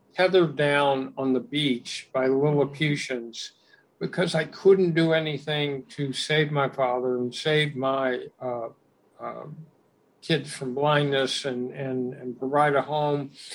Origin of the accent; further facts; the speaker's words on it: Los Angeles, California, United States; I grew up in West Los Angeles